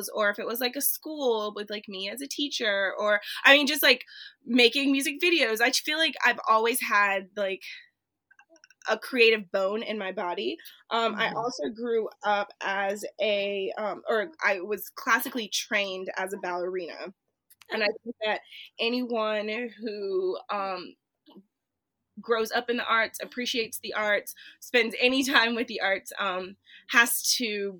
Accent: Charleston, South Carolina, United States; also born or lived in Columbia, South Carolina; Charleston, which is my hometown. It's where I grew up

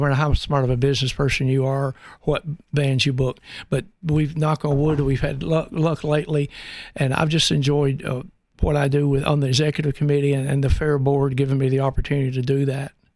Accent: Birmingham, Alabama, United States; now in Knoxville, United States; I grew up in the Al, in the Alabama and Birmingham area

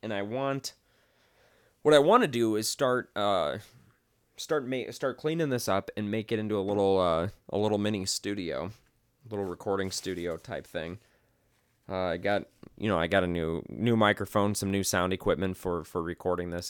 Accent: Midwest, United States; now in Las Vegas, United States; I grew up in the Midwest and we had basements.

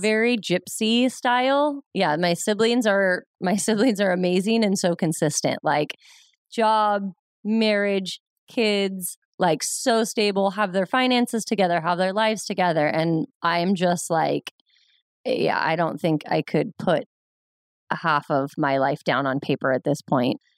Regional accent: Ventura, California, United States; also born or lived in Pomona, California; I was born and raised in Ventura, California, and lived there my whole life until college

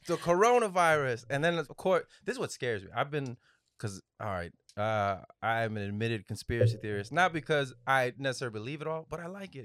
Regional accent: the Valley, Texas, United States; moved away; I'm originally from Bordertown, the Valley

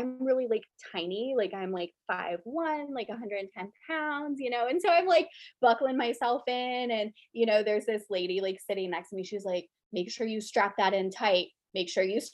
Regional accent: Florida, United States; I'm originally from Florida

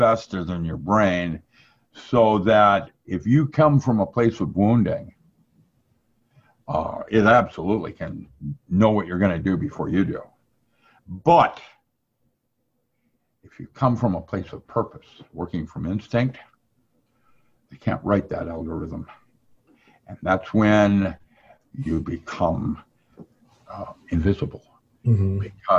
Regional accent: China; English is a second language; When I grew up in China, you respected someone older than you

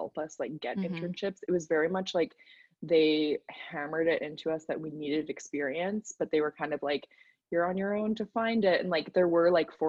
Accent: Calgary, Alberta, Canada; also born or lived in Nova Scotia; starting school again in Calgary, Alberta at the University of Calgary, which is like my hometown

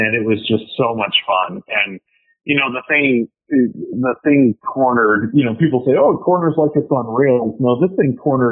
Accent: Pacific Northwest, United States; moved away; I'm from the Pacific Northwest

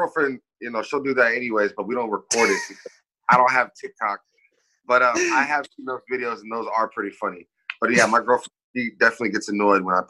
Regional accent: Kirkland, Washington, United States; also born or lived in Puget Sound / Renton; I was born in Kirkland also, but live in like pretty much all of Puget Sound.

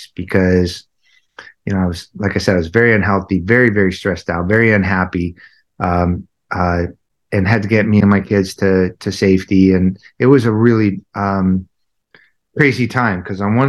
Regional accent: Southern California, United States; I grew up in Southern California, very traumatic, somewhat of a traumatic childhood

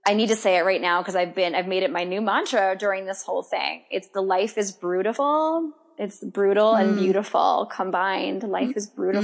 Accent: New York, United States; as a New Yorker, right? Even if you live Long Island, any of the boroughs, Long Island, we all kind of move at a different pace here

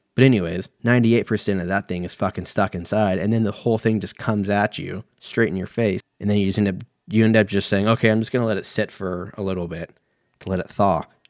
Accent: United States; I'm an American

